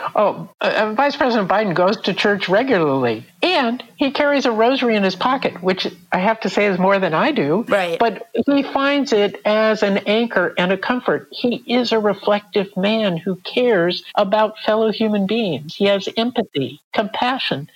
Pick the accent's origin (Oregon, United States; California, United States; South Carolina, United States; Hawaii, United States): California, United States; Southern; I grew up in Southern California